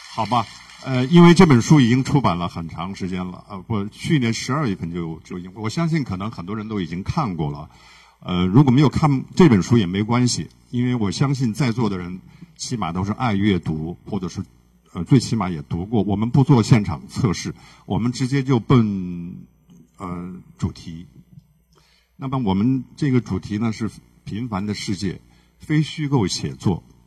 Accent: Xinjiang, China; 我是来自于新疆

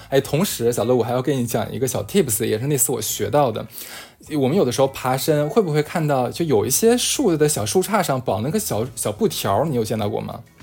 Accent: Northeast China, China; moved away as an adult; 一听我也是东北人嘛

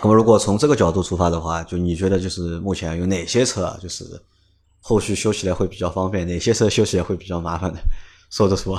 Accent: Shanghai, China; 我是上海人

